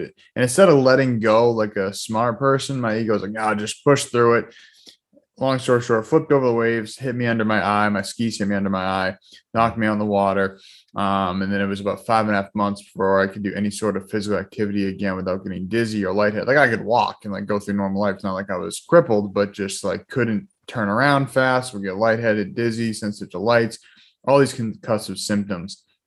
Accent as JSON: {"language": "English", "town": "Boston", "region": "Massachusetts", "country": "United States", "tie": "born or raised there", "also_born_or_lived": "Weymouth, Massachusetts / Norwell, Massachusetts", "said": "I'm from the Boston area, born and raised here. Um, you know, grew up middle class family"}